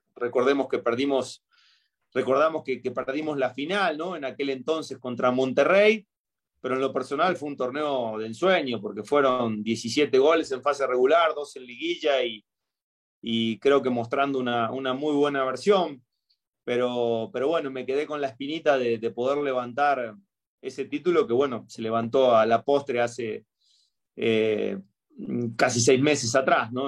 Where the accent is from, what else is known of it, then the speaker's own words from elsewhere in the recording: Argentina; moved away as an adult; now in Querétaro, Mexico; si bien yo tengo raíces argentinas, me crié y todo